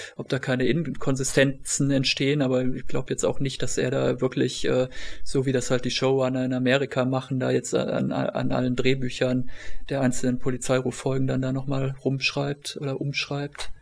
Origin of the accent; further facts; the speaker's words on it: Germany; bei uns in Deutschland